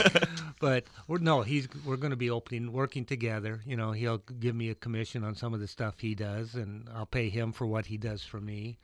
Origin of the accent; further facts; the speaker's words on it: Iowa, United States; the three-on-three I grew up with in Iowa